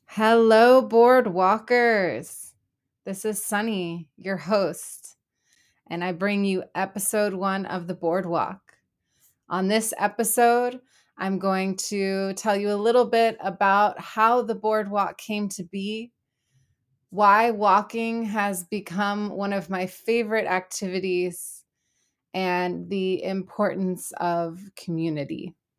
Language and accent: English; Los Angeles, California, United States; moved away as an adult; also born or lived in Berlin, Germany / Israel; now in Portland, United States; I am originally from Los Angeles, California